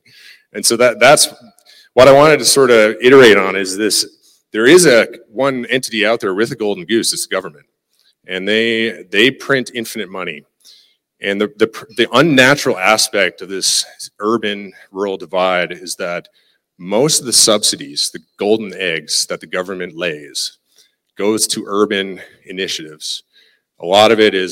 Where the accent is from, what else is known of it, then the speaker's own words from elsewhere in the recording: Newfoundland and Labrador, Canada; accent: Newfie; moved away as an adult; now in Lloydminster, Canada; I'm a Newfie.